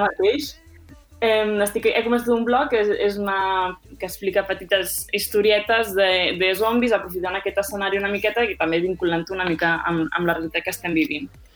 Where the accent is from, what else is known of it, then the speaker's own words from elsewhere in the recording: Tarragona, Catalonia, Spain; now in Madrid, Spain; comparada amb l'aigua de Tarragona, que sent honestos, no tenim la millor aigua d'aixeta del món